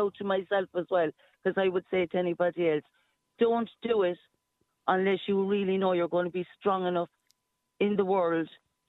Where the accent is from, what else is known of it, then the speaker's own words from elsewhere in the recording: Ireland; I'm Irish.